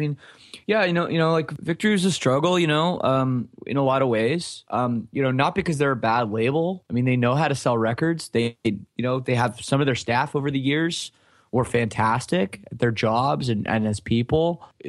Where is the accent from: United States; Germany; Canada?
Canada; And for us, it's like, well, we're from Canada, you know, but we didn't understand at the time.